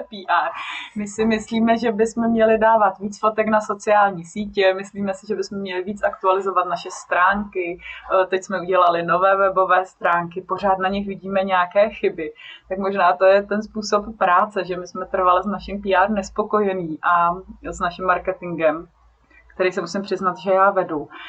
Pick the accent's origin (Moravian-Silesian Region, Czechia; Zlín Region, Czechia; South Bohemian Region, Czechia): South Bohemian Region, Czechia; já pocházím z Jižních Čech, tam i žiju